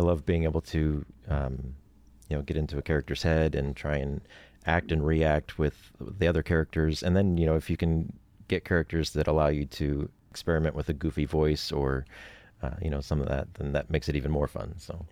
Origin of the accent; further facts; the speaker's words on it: Oregon, United States; moved away as an adult; now in Los Angeles, United States; I grew up in Oregon, actually. I'm originally from Oregon